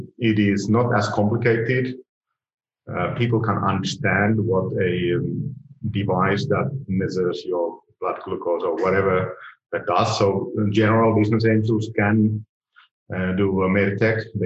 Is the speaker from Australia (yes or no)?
no; Finland; I'm from Finland